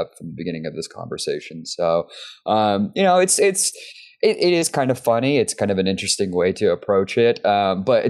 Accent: Texas, United States; we're from Texas

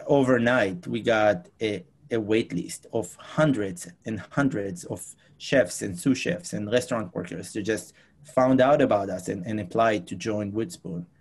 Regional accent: Israel; moved away as an adult; now in New York City, United States; I'm originally from Israel. I moved here to United States about six years ago

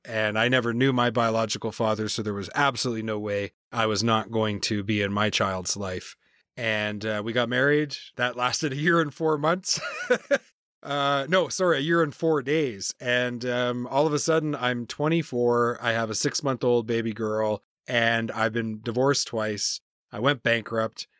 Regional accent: New Brunswick, Canada; also born or lived in Campbellton / Moncton / Perth-Andover; Born and raised in Canada. Uh, I grew up in, in the Maritimes, so on the Atlantic coast.

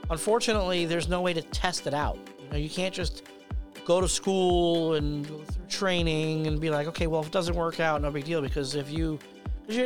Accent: United States; moved away; when I go home to New Jersey, New York, you know, I get like my accent comes out

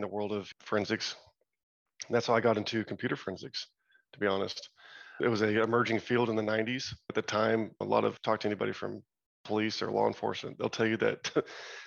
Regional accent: Arlington, Texas, United States; I grew up in Arlington, Texas. So just a suburb outside of Dallas and Fort Worth

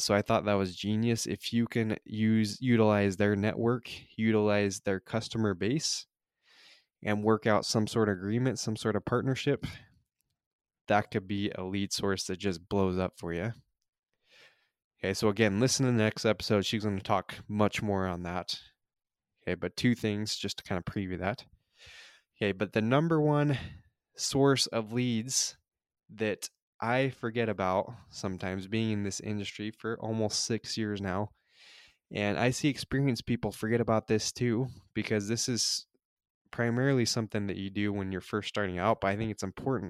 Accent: Utah, United States; moved away as an adult; now in California, United States; I grew up in Utah

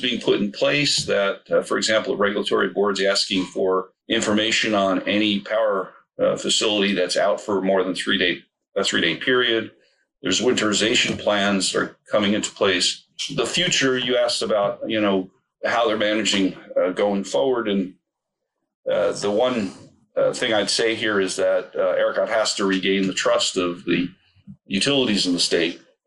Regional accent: New Jersey, United States; now in Cranford, United States; I'm from North Jersey originally, and Cranford is sort of South Jersey to me.

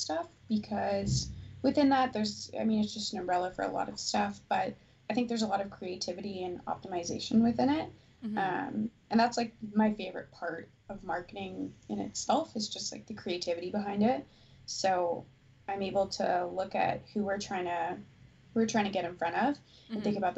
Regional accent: Newfoundland and Labrador, Canada; moved away; I was born in Newfoundland, so I'm a Newfie

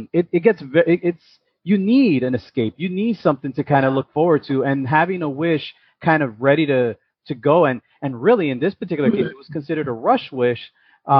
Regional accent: New York City, New York, United States; also born or lived in Yonkers; I was born and raised in the Bronx.

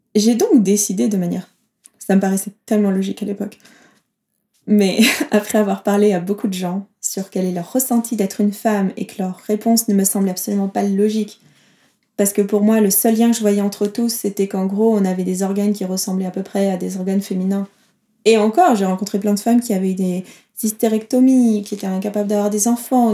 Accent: south of France, France; now in Geneva, Switzerland; Je viens du sud de la France, vers euh, le sud de l'Ardèche, Toulouse, Marseille

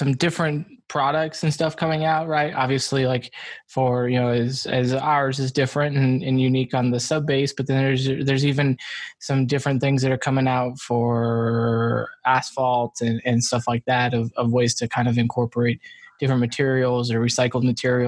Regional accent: Las Vegas, Nevada, United States; I grew up in Las Vegas, but not far from the Santa Fe.

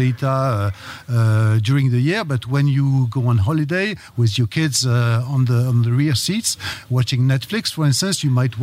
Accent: France; accent: French; I am from France, yeah, as my accent said.

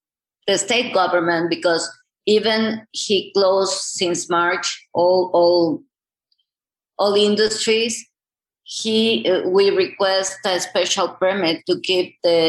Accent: Chiapas, Mexico; going back to my hometown, which was Chiapas in the middle of the mountains

